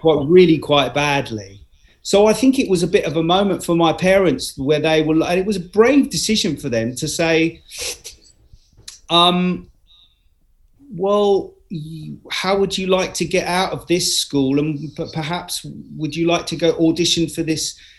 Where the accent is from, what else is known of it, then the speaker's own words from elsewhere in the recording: London, United Kingdom; also born or lived in Cambridge; I became a Londoner really from the age of twelve